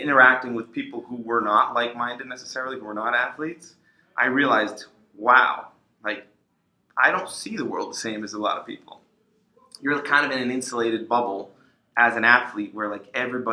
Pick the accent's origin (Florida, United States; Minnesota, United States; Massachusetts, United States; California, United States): Massachusetts, United States; Waltham; I grew up in Waltham, which is a suburb right outside of Boston